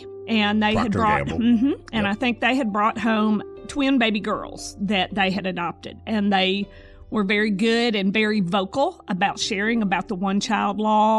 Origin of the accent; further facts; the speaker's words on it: Germantown, Tennessee, United States; now in Jackson, United States; I grew up in Germantown.